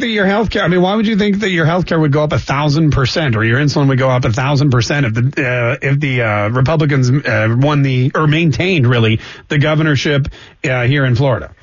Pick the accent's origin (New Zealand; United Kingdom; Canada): Canada; now in Jacksonville, United States; I'm Canadian